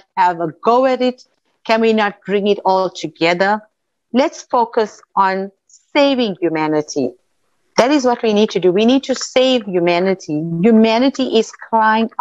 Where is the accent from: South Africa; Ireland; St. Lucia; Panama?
South Africa; I'm an Indian South African